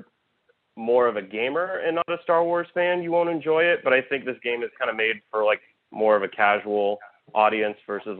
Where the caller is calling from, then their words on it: Los Angeles, California, United States; Hey, man. Calling from L.A.